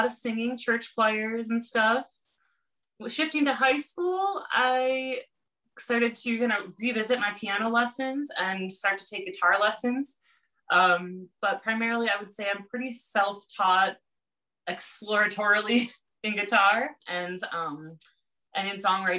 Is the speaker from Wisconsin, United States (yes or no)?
yes; Hartford, Wisconsin, United States; moved away; I'm from Wisconsin, from Hartford, Wisconsin, which is now about 15,000 people